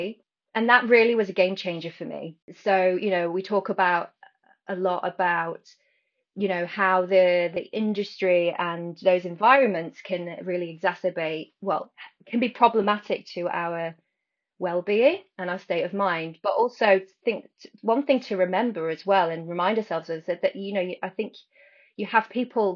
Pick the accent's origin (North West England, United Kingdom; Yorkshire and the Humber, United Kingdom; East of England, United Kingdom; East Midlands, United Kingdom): East Midlands, United Kingdom; near Bakewell; now in London, United Kingdom; I'm from near Bakewell